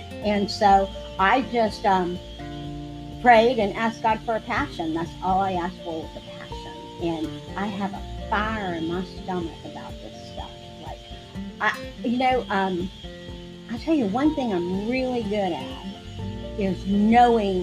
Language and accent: English; Clearwater, Florida, United States; now in Tarpon Springs, United States; I'm originally from Clearwater. I was born and raised in Clearwater.